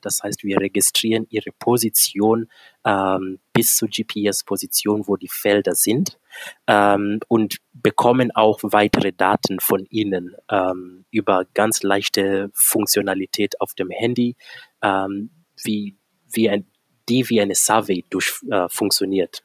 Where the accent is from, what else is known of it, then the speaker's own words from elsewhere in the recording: Kenya; moved away as an adult; now in Germany; Ich komme gebürtig aus Kenia und lebe seit äh, mittlerweile gut elf Jahren hier in Deutschland.